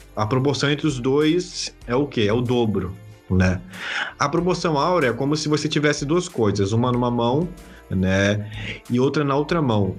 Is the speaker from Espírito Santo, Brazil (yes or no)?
yes; Vitória, Espírito Santo, Brazil; now in Serra, Brazil; eu sou de Vitória, Espírito Santo